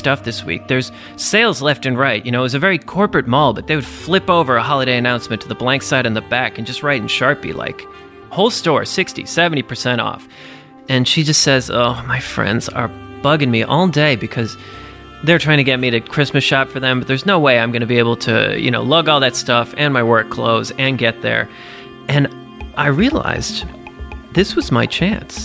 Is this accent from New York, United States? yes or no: yes; New York, United States; I'm a New Yorker